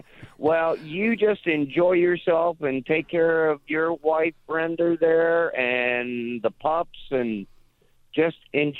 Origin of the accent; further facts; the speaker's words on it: the North, United States; now in Spartanburg, United States; I have been down here in Spartanburg for 32 years now. Wow. Yeah. I'm one of those damn Yankees.